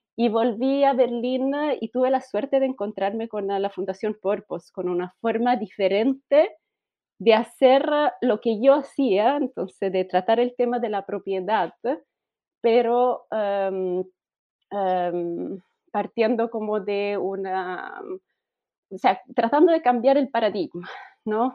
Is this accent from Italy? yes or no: yes; Italy; Spanish is a second language; moved away as an adult; also born or lived in Germany; now in Chile; Yo soy italiana